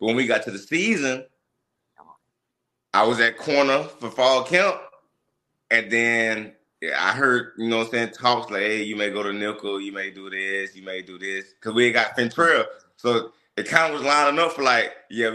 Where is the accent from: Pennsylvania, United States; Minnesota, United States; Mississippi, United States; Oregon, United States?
Mississippi, United States; we come from Mississippi